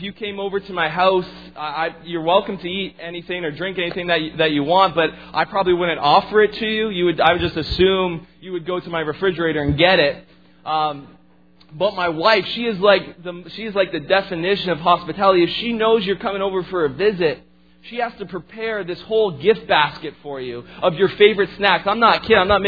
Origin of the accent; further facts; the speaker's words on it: Fonthill, Ontario, Canada; moved away as an adult; also born or lived in Lake Point; I actually grew up just outside of Niagara Falls area in a small town called Font Hill